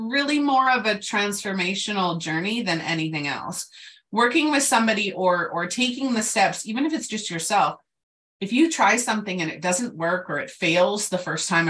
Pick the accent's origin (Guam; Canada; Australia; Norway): Canada; I'm Canadian